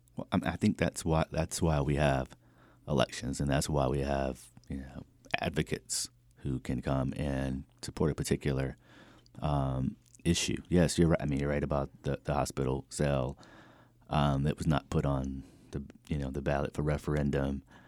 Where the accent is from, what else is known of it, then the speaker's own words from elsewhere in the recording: New Hanover County, North Carolina, United States; I grew up in Hanover County, born and raised